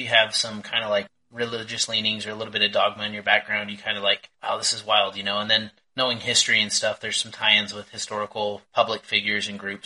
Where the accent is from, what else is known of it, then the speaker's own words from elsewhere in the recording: United States; I'm American